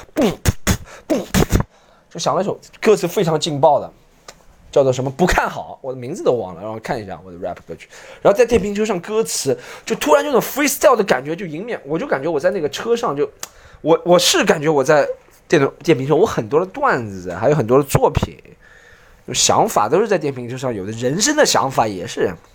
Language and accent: Chinese; China; 可是我们中国人暴躁点很多，不，中国人暴躁点很多。